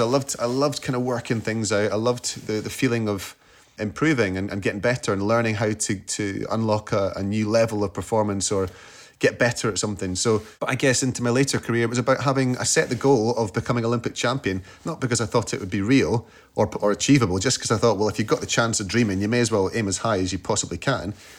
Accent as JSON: {"language": "English", "region": "Scotland", "country": "United Kingdom", "said": "as a Scot"}